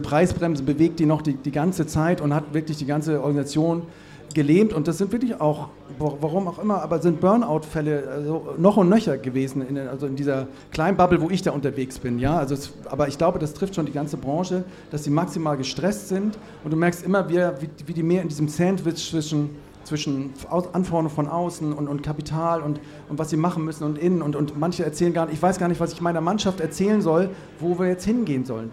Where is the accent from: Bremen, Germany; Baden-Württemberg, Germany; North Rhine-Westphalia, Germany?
North Rhine-Westphalia, Germany; Cologne; ich komme aus Köln